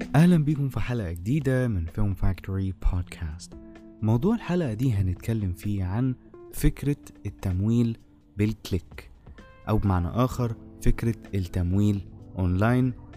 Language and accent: Arabic; Egypt; عندنا في مصر